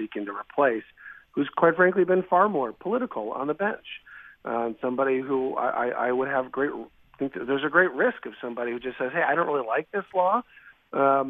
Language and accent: English; Milwaukee, Wisconsin, United States; also born or lived in Illinois; I am, yeah, born and raised in Wisconsin, yep, from Milwaukee, actually, northwest side of the city